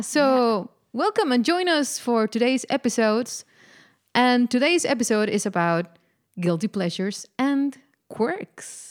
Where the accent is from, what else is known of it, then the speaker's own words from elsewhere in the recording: Mexico; moved away as an adult; now in Netherlands; I am indeed uh, Mexican. I was born and raised in Mexico